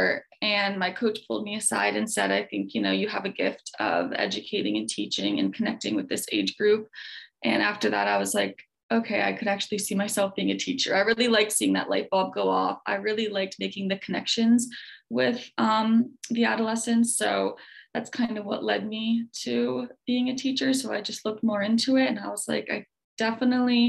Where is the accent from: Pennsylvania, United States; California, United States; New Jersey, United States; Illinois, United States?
Pennsylvania, United States; Lock Haven; moved away as an adult; I'm originally from Lock Haven, which is right around, you know, State College in Williamsport